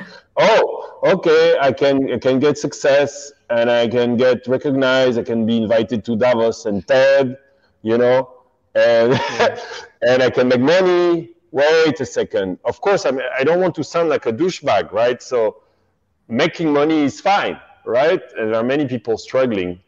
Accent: France; I grew up in France, and it's very Catholic there

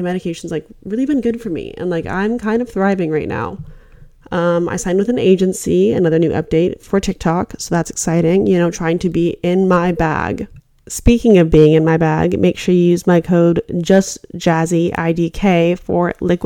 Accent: Alaska, United States; moved away as an adult; I'm actually from Alaska. I grew up here. I was here for 18 years of my life.

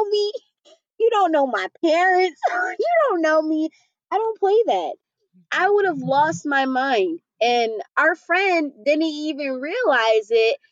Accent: New York, United States; moved away; I'm from New York

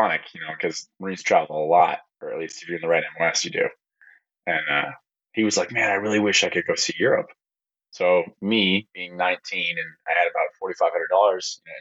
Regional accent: Monticello, Minnesota, United States; I was born and raised in Monticello, Minnesota. I'm a Minnesotan boy

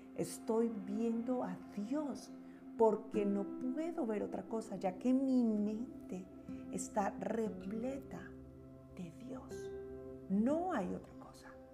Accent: Bogotá, Colombia; now in United States; Bogotá, mi ciudad natal

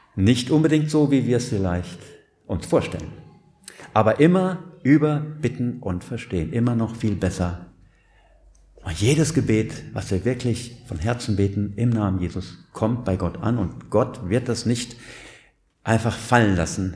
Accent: Siegerland, North Rhine-Westphalia, Germany; ich komme ja aus dem Siegerland

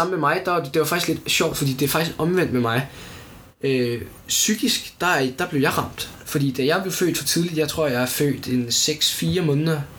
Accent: United States; Altså, som amerikaner, så forstår jeg ikke, hvordan Elon Musk, han tænker, den her Cybertruck

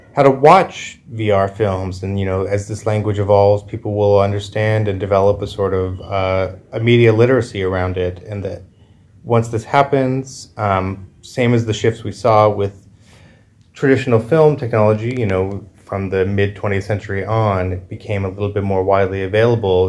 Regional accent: Canada; I come from Canada

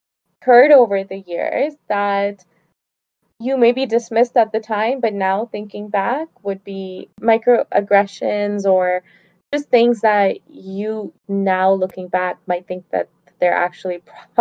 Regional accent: Pakistan; now in Canada; "Oh, well, I'm from Canada, but originally I'm from Pakistan."

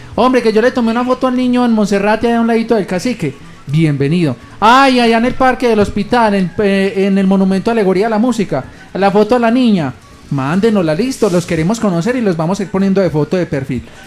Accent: Aguadas, Caldas, Colombia

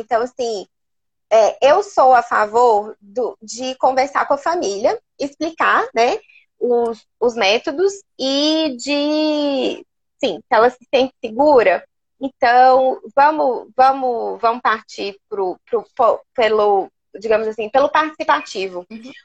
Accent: Porto Velho, Rondônia, Brazil; moved away as an adult; also born or lived in Belo Horizonte; now in Uberlândia, Brazil; eu sou de, de Porto Velho, sou de Rondônia.

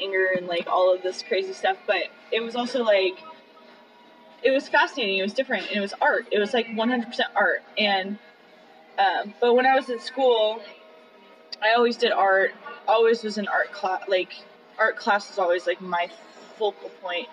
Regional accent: Las Vegas, Nevada, United States; moved away as an adult; I grew up in Las Vegas

